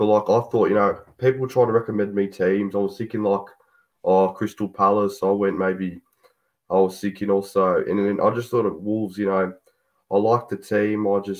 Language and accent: English; Melbourne, Victoria, Australia; I'm from Melbourne. It's the Southeast City.